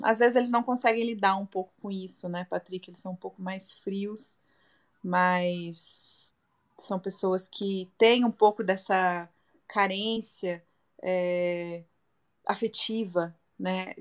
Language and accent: Portuguese; Brazil; first language Portuguese; now in Las Vegas, United States